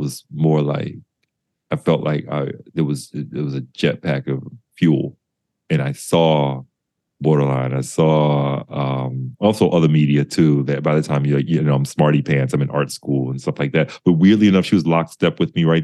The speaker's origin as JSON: {"language": "English", "region": "the South", "country": "United States", "tie": "born or raised there", "said": "I'm not from New York, I'm from the South, and I was in the deep suburbs. Like I always say, I was buried in the suburbs growing up"}